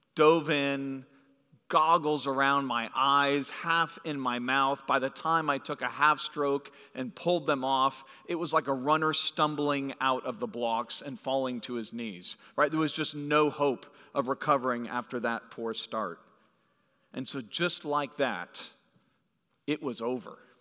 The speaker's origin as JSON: {"language": "English", "region": "California", "country": "United States", "tie": "born or raised there", "moved": "yes", "said": "I grew up in California"}